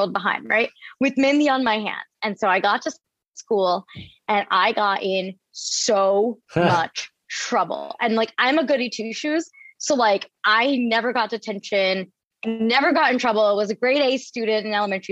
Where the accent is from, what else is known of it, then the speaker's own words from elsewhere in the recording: Camden, New Jersey, United States; I grew up in the outskirts of Camden